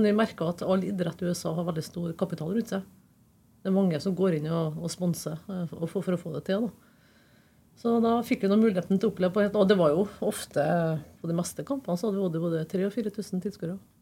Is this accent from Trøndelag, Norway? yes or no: yes; Trondheim, Trøndelag, Norway; født og oppvokst på Byåsen